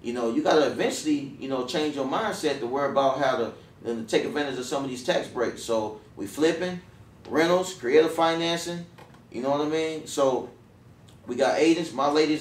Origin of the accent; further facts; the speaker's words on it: Dayton, Ohio, United States; moved away as an adult; I grew up, you know, I'm from Dayton, Ohio. I came down here for college when I turned 18, fresh 18.